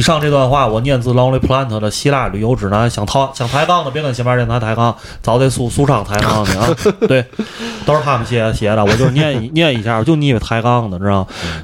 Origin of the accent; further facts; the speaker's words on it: China; 作为一个中国人